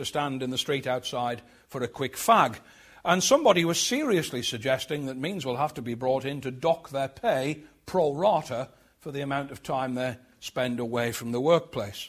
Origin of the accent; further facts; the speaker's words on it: Sunderland, North East England, United Kingdom; growing up in Sunderland, like most people in the old industrial heartland of the Northeast, we thought of ourselves as Geordies.